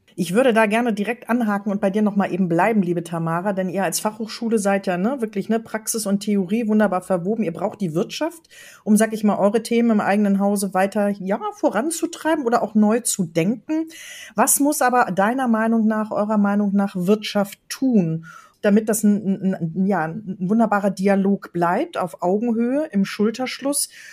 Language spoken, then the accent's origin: German; Ruhr area, North Rhine-Westphalia, Germany; hier bei uns im Ruhrgebiet